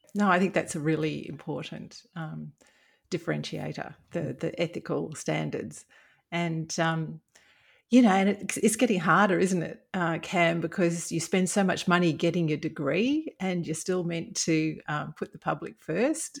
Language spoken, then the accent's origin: English; Brisbane, Queensland, Australia; I, I grew up in Brisbane